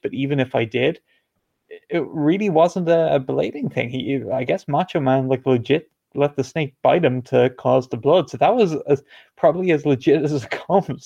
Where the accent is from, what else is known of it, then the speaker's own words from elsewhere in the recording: Ireland; I'm not from the UK, I am from Ireland